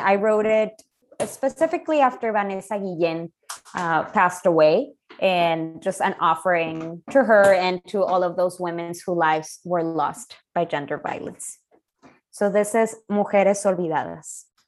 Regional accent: Chihuahua, Mexico; moved away; There have been close to 2,000 women murdered in the past 25 years in my hometown.

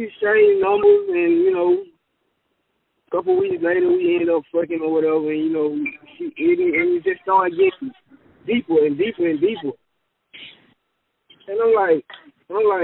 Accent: Texas, United States; as a Texan

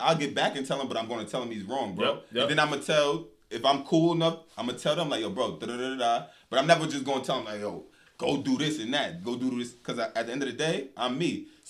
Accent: New York, United States; She seen I was from New York.

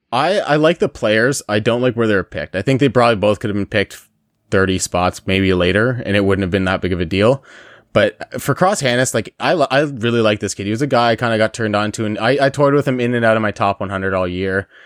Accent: Windsor, Ontario, Canada; accent: Windsor; that beautiful Windsor accent with our beautiful town

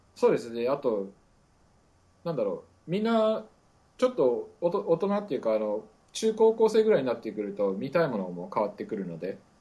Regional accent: Muroran, Hokkaido, Japan; now in Syracuse, United States; 北海道の、えっ、ー、と、一応室蘭市育ちです。

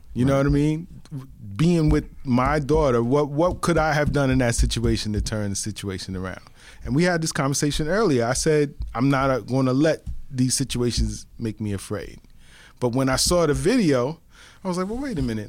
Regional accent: New York City, New York, United States; I grew up in the Bronx, one hundred thirty-eighth Street and Third Avenue

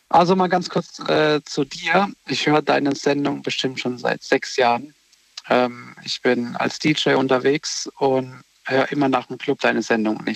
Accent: Baden-Baden, Baden-Württemberg, Germany; Ich komme aus Baden-Baden.

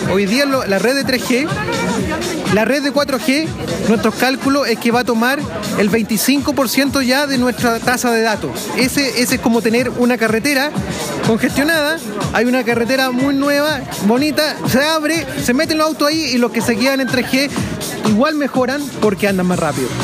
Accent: Chile; como chilenos

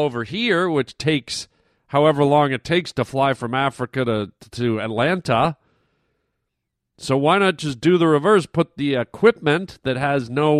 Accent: Canada; moved away; I grew up in Canada

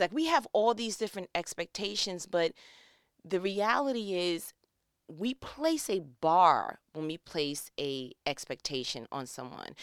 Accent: New York, United States; moved away as an adult; now in Georgia, United States; I was born and raised in New York, but my people are from Gaston, Alabama

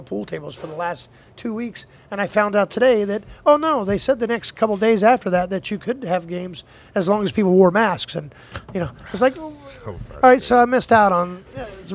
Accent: Wilmington, North Carolina, United States; moved away as an adult; also born or lived in Minneapolis, Minnesota; now in Cleveland, United States; I grew up in North Carolina

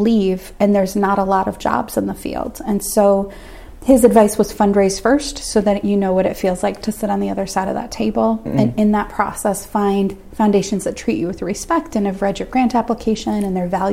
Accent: Minnesota, United States; also born or lived in Washington, D.C.; I'm from Minnesota

